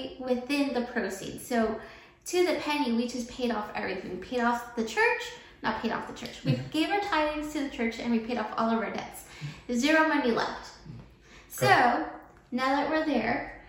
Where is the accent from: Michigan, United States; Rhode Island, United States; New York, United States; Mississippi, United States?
New York, United States; Long Island; moved away as an adult; now in Texas, United States; I was from Long Island